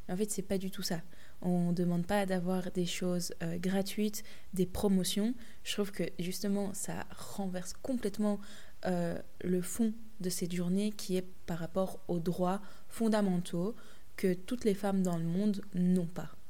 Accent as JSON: {"language": "French", "country": "Belgium", "said": "les faits de société qu'il y a chez nous en Belgique, en France, en Europe, mais aussi à l'international."}